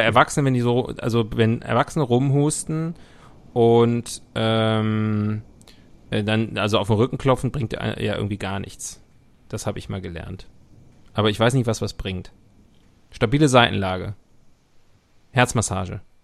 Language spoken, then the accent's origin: German; Leverkusen, North Rhine-Westphalia, Germany; now in Munich, Germany; meine Heimatstadt Leverkusen